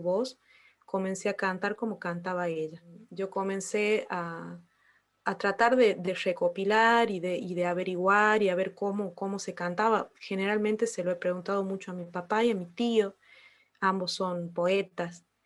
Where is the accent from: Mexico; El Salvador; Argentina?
Argentina; Colpes, Catamarca; Nací ahí, en ese pueblo que tiene eh, alrededor de 800 habitantes.